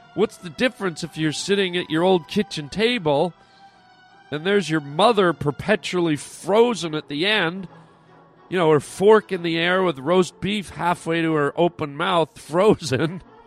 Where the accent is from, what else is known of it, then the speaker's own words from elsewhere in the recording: Canada; now in United States; I wasn't even raised in the United States. I'm Canadian